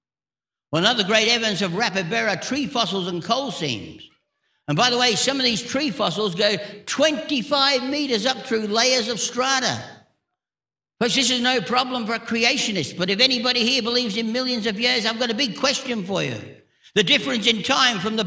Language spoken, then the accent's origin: English; England, United Kingdom; now in Australia; I was born in England, but I'm fair-skinned